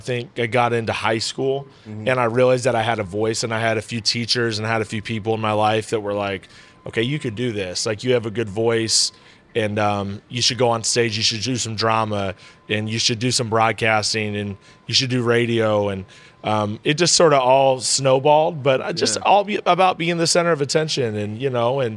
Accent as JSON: {"language": "English", "town": "Des Moines", "region": "Iowa", "country": "United States", "tie": "born or raised there", "moved": "yes", "lives_now": "Johnson City, United States", "said": "I grew up in Des Moines, Iowa, in the Midwest."}